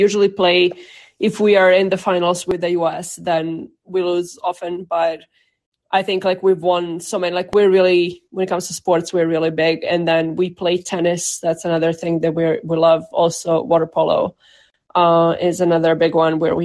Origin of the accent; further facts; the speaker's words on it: Serbia; now in Boston, United States; Boston, Massachusetts, but originally from Serbia